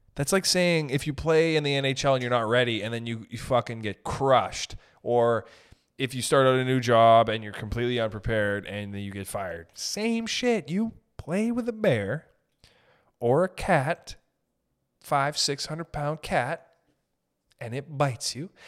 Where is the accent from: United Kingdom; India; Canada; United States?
Canada; I'm from Canada